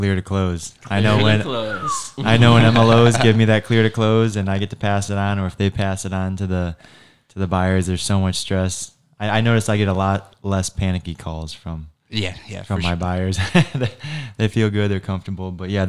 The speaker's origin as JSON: {"language": "English", "town": "Chicago", "region": "Illinois", "country": "United States", "said": "I'm from Chicago. We don't have hurricanes up there."}